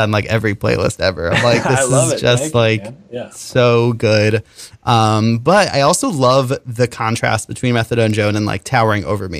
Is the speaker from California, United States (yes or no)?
no; Connecticut, United States; my hometown in Connecticut. Right. I was like, oh yeah, that's my street that I grew up on.